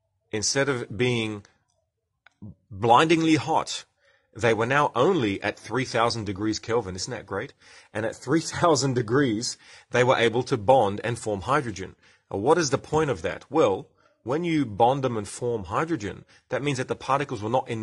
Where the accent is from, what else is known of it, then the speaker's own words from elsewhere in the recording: Australia; accent: Australian; I'm speaking Australian